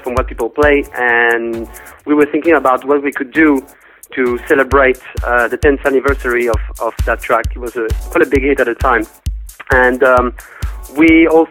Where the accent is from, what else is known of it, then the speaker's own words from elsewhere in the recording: Paris, Île-de-France, France; I'm from Paris, France